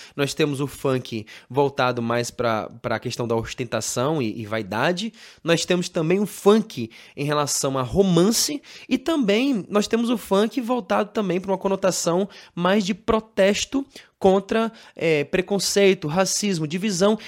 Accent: Brazil; nós que somos brasileiros

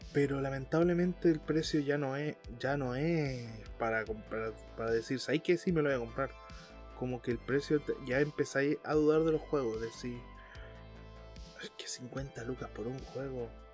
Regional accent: Chile; Como muchos chilenos

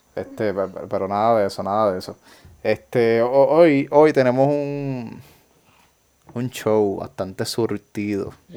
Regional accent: Ponce, Puerto Rico; yo nací en Ponce, tengo esa genética

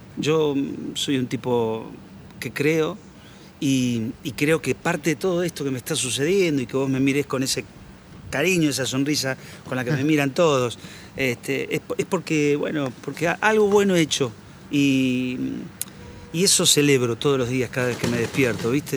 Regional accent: San Nicolás de los Arroyos, Buenos Aires Province, Argentina; de aquellas épocas gloriosas de la infancia en San Nicolás

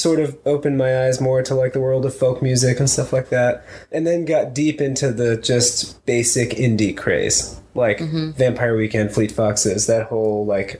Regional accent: Miami, Florida, United States; growing up in Miami, it was kind of like a country music desert

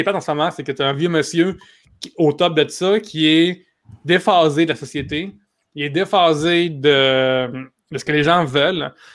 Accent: Quebec, Canada; en tant que Québécois

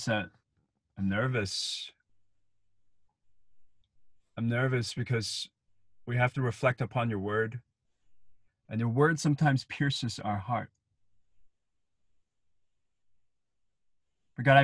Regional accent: Hong Kong; as a kid, I grew up in Hong Kong

